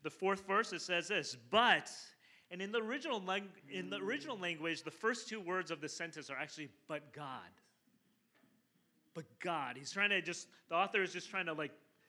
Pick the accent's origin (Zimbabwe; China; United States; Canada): China; southern China; moved away; I'm from South China originally